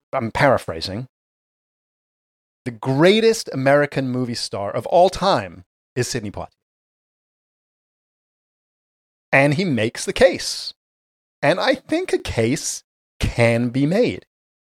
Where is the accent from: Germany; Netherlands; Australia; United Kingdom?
United Kingdom; England; I was born in England, yes.